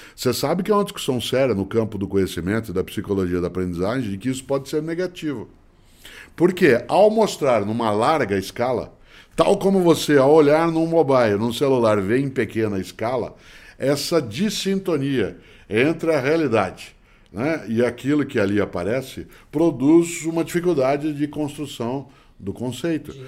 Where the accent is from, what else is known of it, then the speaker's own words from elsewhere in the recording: Londrina, Paraná, Brazil; moved away; quando nasci em Londrina, né, nos meus primeiros 10 anos de vida, eu sempre fui fotografado pelo seu Moreira